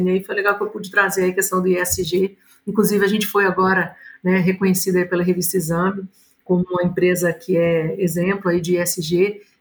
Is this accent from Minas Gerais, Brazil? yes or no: yes; Minas Gerais, Brazil; born there; Somos, né, nascemos aqui em Minas Gerais, então é um orgulho para nós estar com vocês aqui hoje.